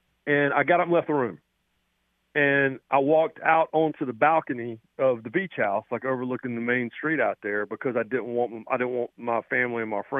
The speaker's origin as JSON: {"language": "English", "town": "Raleigh", "region": "North Carolina", "country": "United States", "tie": "born or raised there", "also_born_or_lived": "Tennessee", "moved": "yes", "said": "I grew up in Raleigh"}